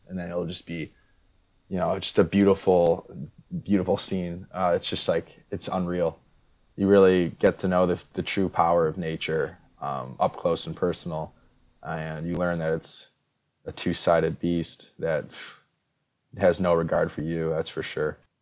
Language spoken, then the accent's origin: English; Midwest, United States; I'm from the north. I mean, I'm from the Midwest